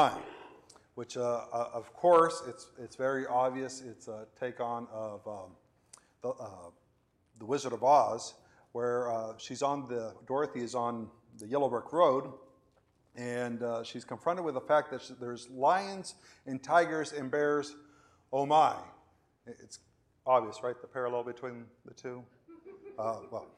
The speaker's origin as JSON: {"language": "English", "country": "Venezuela", "tie": "born or raised there", "also_born_or_lived": "Florida, United States / Spain", "moved": "as an adult", "lives_now": "Houston, United States", "said": "I was born in Florida, and I lived in Venezuela, and I lived in Spain, and now I live in Houston. Those are not equal in duration, right? I lived 18 years in Venezuela"}